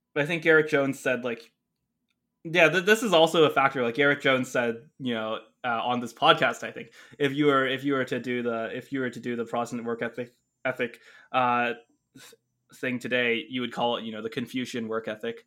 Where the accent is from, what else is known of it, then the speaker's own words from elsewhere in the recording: Canada; a Canadian teenager back then